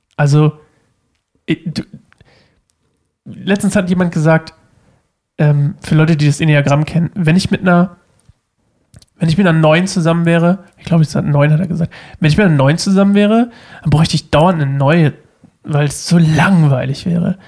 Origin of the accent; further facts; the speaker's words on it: Uelzen, Lower Saxony, Germany; moved away; ich komme aus Uelzen